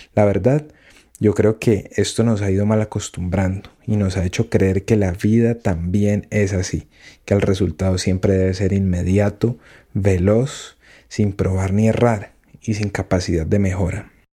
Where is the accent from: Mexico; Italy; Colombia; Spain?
Colombia; mi país. Colombia.